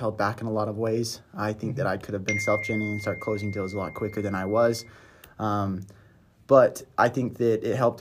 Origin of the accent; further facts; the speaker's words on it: Brigham City, Utah, United States; moved away as an adult; From Utah, Brigham City